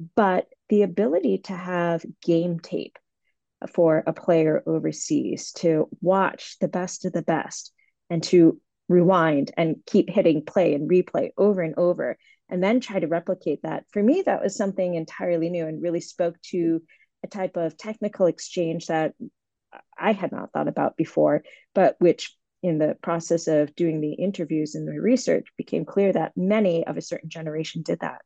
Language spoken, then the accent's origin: English; Boston, Massachusetts, United States; I grew up in Boston